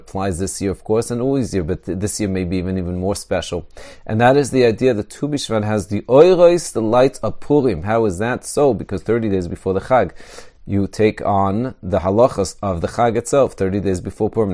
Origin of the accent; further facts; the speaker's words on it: Israel; I grew up in Eretz Yisrael.